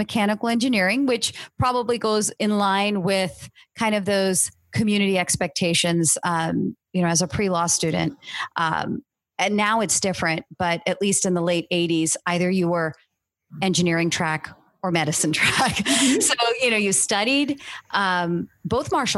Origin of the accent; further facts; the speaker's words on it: Cupertino, California, United States; I grew up in Cupertino, not far from the Stanford campus